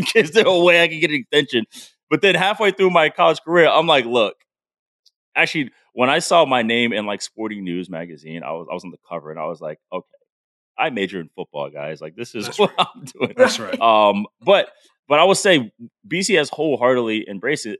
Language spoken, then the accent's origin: English; Providence, Rhode Island, United States; I'm from Providence